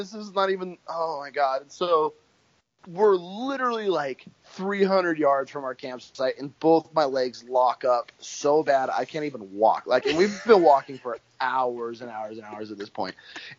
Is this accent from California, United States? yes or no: yes; California, United States; And so here I come from California, flatlander